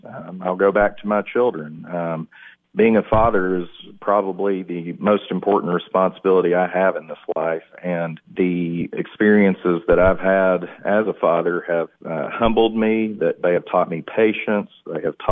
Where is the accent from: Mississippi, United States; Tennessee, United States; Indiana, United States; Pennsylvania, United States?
Tennessee, United States; McMinnville; I grew up in McMinnville, moved there after seventh grade, went to Morrison Elementary School, graduated from Warren County High School